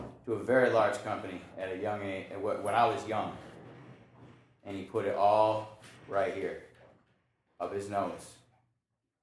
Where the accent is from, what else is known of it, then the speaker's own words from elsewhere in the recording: Lansing, Michigan, United States; moved away as an adult; also born or lived in Detroit, Michigan; now in Houston, United States; I grew up in Lansing, Michigan.